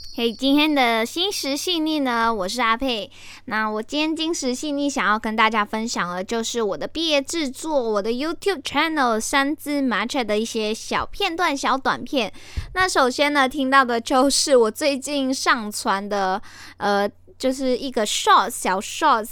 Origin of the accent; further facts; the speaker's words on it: Malaysia; first language Chinese; moved away as an adult; also born or lived in Linkou, Taiwan; now in Taiwan; 我是马来西亚人